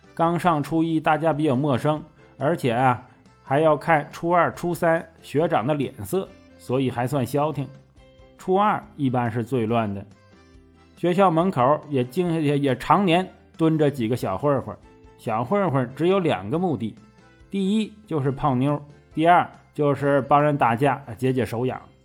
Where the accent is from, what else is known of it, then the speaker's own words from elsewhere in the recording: Northeast China, China; 作为东北农村出生的